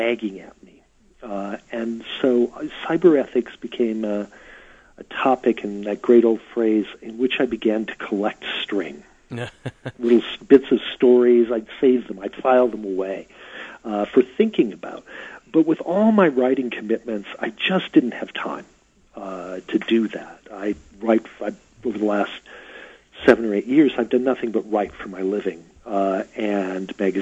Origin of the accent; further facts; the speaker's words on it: South Dakota, United States; moved away as an adult; also born or lived in Washington, D.C. / New York; my being a South Dakotan and writing a memoir about being a South Dakotan and, you know, always trying to keep myself involved in my home state